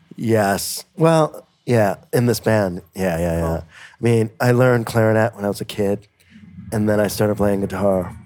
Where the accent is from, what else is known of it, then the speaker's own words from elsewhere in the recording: Buffalo, New York, United States; now in Kingston, United States; I grew up near Buffalo, New York, but now I live in Kingston, New York